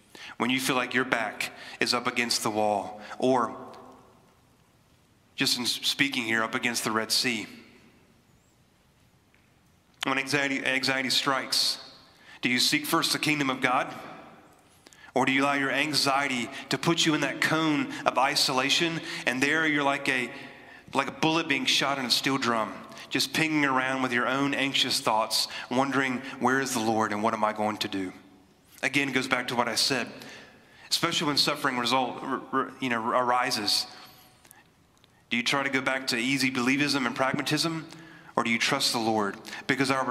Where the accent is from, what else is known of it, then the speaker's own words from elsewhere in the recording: New Bern, North Carolina, United States; now in Raleigh, United States; I grew up in New Bern, which is about 2 hours east from here